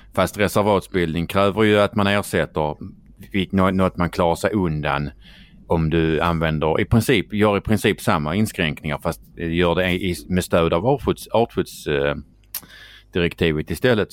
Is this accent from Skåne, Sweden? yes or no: yes; Skåne, Sweden; accent: Scanian; prata skånska och röra sig i Stockholm